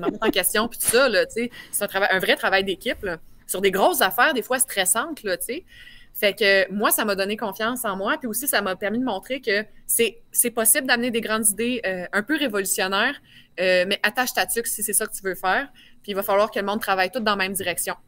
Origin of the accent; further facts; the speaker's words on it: Quebec City, Quebec, Canada; J'ai un bon accent. Je viens de Québec.